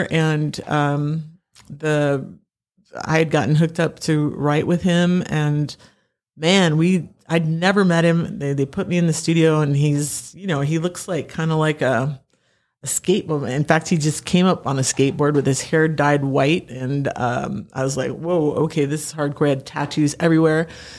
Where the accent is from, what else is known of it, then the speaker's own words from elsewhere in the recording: Pacific Northwest, United States; I grew up in the Northwest, you know, I've done all the Heart covers